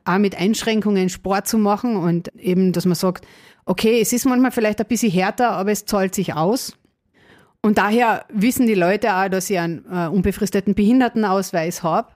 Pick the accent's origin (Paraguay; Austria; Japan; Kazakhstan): Austria; Carinthia; Wie man wahrscheinlich unschwer hören kann, komme ich aus Kärnten. ähm, ja, bin auch dort geboren